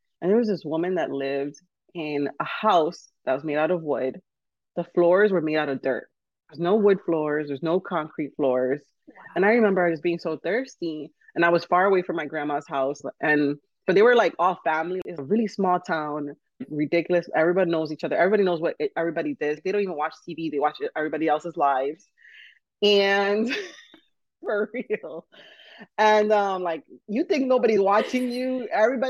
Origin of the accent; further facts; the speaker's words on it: New York, United States; born there; now in Miami, United States; So I'm first generation, and I was born in New York, holla, New York. But I moved down to Miami. We moved as a family. We moved down to Miami.